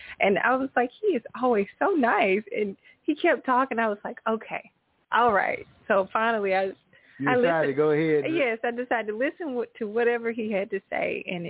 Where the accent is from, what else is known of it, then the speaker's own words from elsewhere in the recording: Columbus, Mississippi, United States; I'm a Mississippi girl.